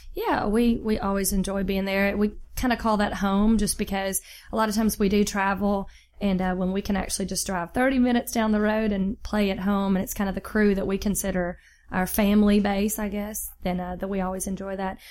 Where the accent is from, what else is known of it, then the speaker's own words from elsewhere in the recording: Jackson, Mississippi, United States; grew up in Jackson, Mississippi